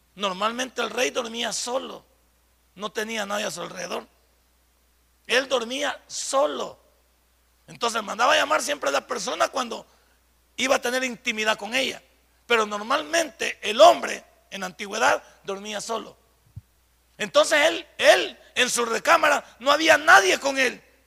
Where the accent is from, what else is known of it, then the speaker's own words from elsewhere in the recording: El Salvador; cuando decimos que somos, que somos del Salvador